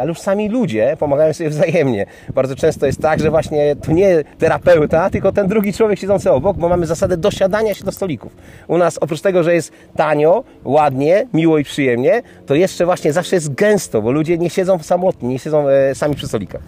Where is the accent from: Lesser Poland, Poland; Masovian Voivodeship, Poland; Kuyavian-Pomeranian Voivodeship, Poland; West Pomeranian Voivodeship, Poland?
West Pomeranian Voivodeship, Poland; Kołobrzeg; mój rodziny Kołbrzeg, bo pochodzę z Kołbrzegu